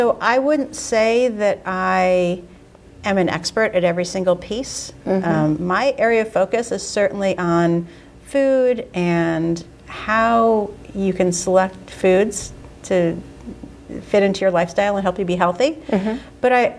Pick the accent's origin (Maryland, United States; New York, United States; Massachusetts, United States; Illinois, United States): New York, United States; New York City; now in Boston, United States; so as I said, I'm from New York. When I go down to New York, New York City.